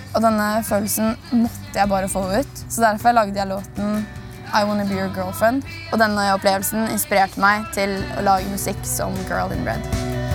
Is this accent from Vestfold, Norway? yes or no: yes; Horten, Vestfold, Norway; Jeg er 19 år, jeg kommer fra Horten